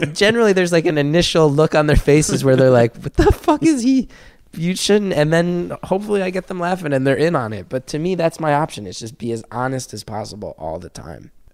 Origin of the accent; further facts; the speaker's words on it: New Jersey, United States; I grew up in North Jersey